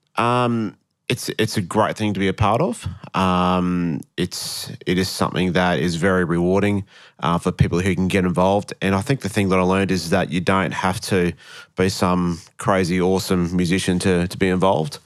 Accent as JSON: {"language": "English", "region": "Queensland", "country": "Australia", "tie": "born or raised there", "also_born_or_lived": "Wollongong, New South Wales / Brisbane", "moved": "as an adult", "said": "moved to Queensland when I was three"}